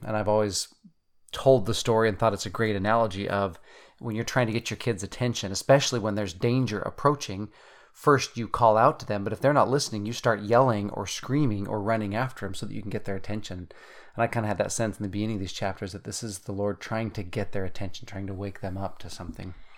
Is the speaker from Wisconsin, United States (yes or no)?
no; Utah, United States; moved away as an adult; also born or lived in Germany; we come from Utah originally